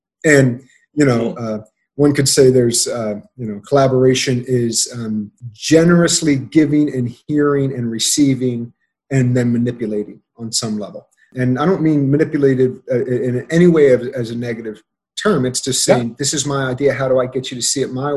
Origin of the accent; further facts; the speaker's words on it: Baltimore, Maryland, United States; moved away as an adult; now in Atlanta, United States; I was at my hometown theater. I was at Center Stage in Baltimore